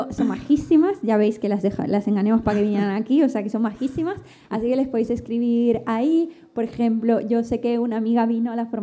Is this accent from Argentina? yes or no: yes; Argentina; Se nota que somos argentinas de nacimiento